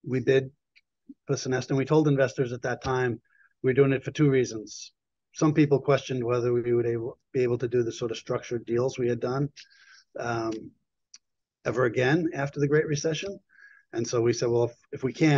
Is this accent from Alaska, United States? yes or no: no; New York, United States; moved away as an adult; also born or lived in Boston; I'm originally a New Yorker